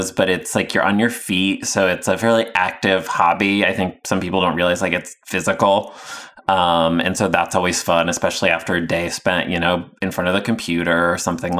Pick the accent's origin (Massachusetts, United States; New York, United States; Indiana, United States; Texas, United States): Indiana, United States; moved away; also born or lived in Chicago; I'm originally from Indiana